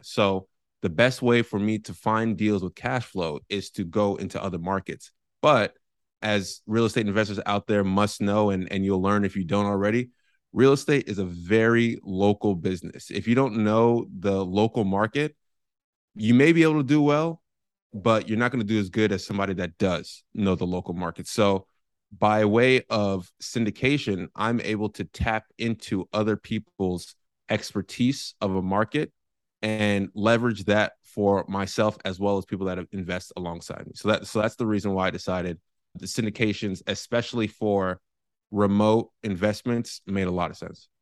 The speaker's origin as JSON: {"language": "English", "town": "San Francisco", "region": "California", "country": "United States", "tie": "born or raised there", "moved": "as an adult", "lives_now": "San Diego, United States", "said": "I am born and raised in San Francisco, California"}